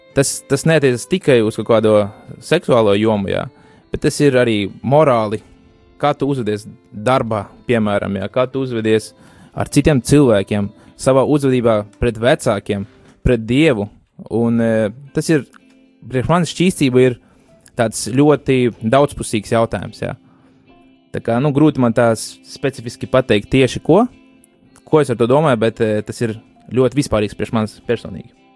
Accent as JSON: {"language": "Latvian", "town": "Bauska", "country": "Latvia", "said": "esmu pats no Bauskas, mēs abi kopā tur dzīvojam"}